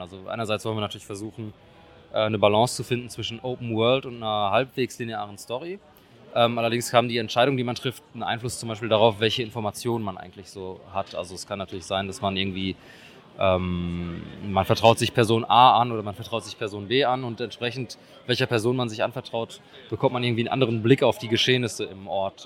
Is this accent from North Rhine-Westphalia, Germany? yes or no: yes; Oer-Erkenschwick, North Rhine-Westphalia, Germany; wir kennen uns aus, der, ähm, aus derselben Heimatstadt. Also wir kommen alle drei aus Erkenschwick